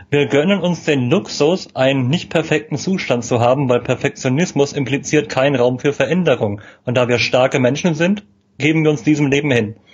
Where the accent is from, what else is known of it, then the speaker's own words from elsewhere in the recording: Berlin, Germany; Und ja, man echter als Berliner manchmal an, aber ich kommuniziere das bewusst immer im Vorfeld